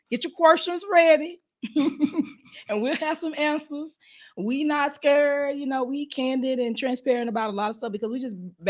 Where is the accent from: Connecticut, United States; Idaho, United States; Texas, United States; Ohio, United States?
Texas, United States; Dallas; We from the D. From D-Town, from Dallas, Texas.